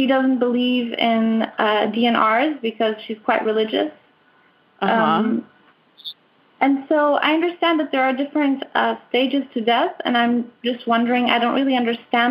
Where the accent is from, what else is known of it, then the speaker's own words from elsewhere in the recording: Portugal; I'm from Portugal. I live in Portugal, in Sintra